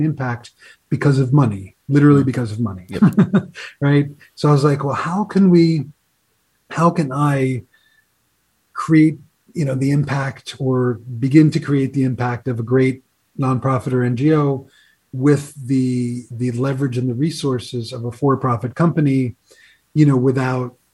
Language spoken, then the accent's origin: English; New York, United States; moved away as an adult; I'm from New York originally